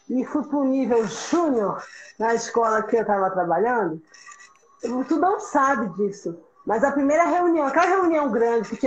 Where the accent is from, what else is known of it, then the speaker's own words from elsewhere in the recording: Pernambuco, Brazil; born there; accent: mixed; Eu nasci em Pernambuco mesmo, mas o meu sotaque é misturado, sim e, e eu já passei muito bullying por isso.